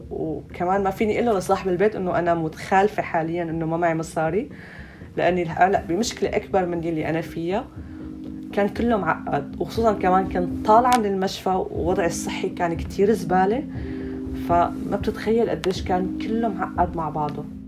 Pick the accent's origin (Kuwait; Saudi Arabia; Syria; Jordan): Syria; moved away as an adult; now in Germany; انا مثلا جاي من سوريا من بلاد العدم